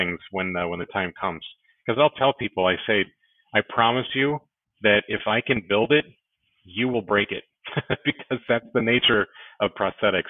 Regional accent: Minnesota, United States; I am born and raised in Minnesota

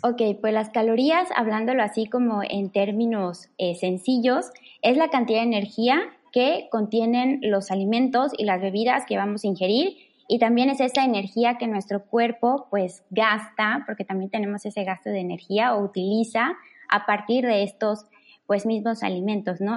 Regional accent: Mérida, Yucatán, Mexico; soy orgullosamente yucateca, originaria de Mérida

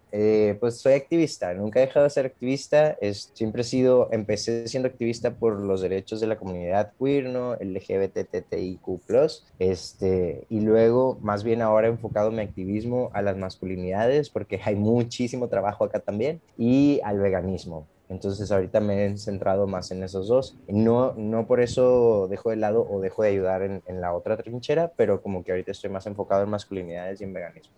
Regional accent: Monterrey, Nuevo León, Mexico; moved away as an adult; now in Playa del Carmen, Mexico; ahorita vivo en Playa del Carmen, pero regreso muchas veces a, mi tierra natal, que es allá la Sultana

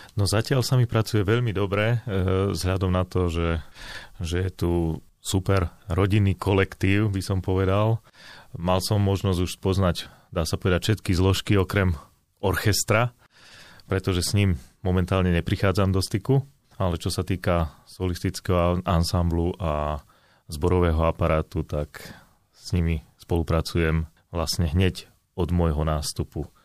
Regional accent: Slovakia; also born or lived in Bratislava / Banská Bystrica; ja som polo Bratislavčan, polo Bystričan.

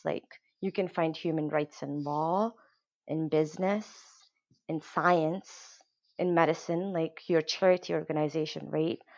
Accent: Kenya; moved away; what we grew up in Kenya

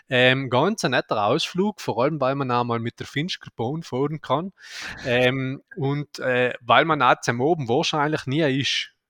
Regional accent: Aldein, Trentino-Alto Adige, Italy; jetzt geht es in meine Heimat, der Geopark Blätterbach in Aldein.

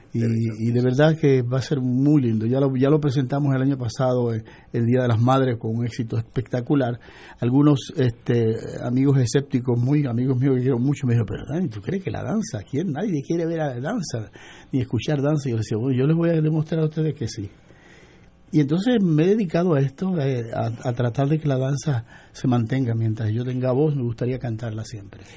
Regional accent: Puerto Rico; mi identidad, de mi lugar de nacimiento

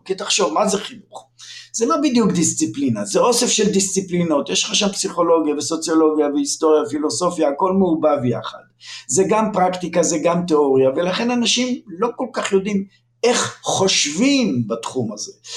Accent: Lohamei HaGeta'ot, Northern District, Israel; moved away; also born or lived in Jerusalem; אני נולדתי לפני הרבה שנים, באמצע המאה הקודמת, בקיבוץ לוחמי הגטאות

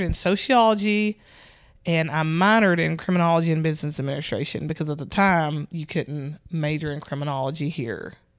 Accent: Nashville, Tennessee, United States; I'm from Nashville, Tennessee, born and raised.

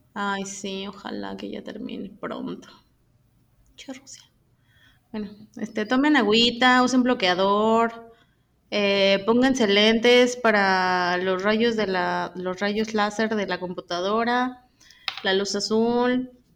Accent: State of Mexico, Mexico; soy del Estado de México

